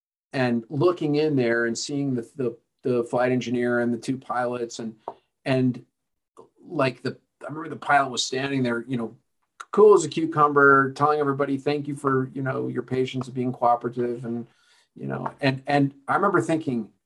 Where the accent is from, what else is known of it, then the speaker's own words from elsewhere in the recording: Denver, Colorado, United States; I was born in Denver, lived here through my early childhood.